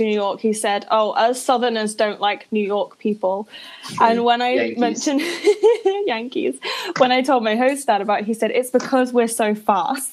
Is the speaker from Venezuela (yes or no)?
no; United Kingdom